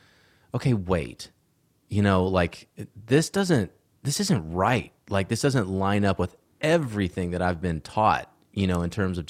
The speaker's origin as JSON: {"language": "English", "region": "Georgia", "country": "United States", "tie": "born or raised there", "moved": "yes", "said": "I miss my home state. I've lived in Texas yeah. now for a long time, and I always love Georgia."}